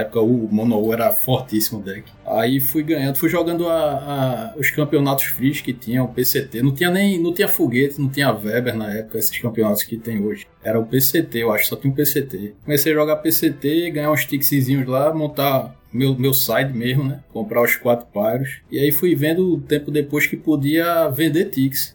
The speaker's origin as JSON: {"language": "Portuguese", "town": "Recife", "region": "Pernambuco", "country": "Brazil", "said": "sou de Recife"}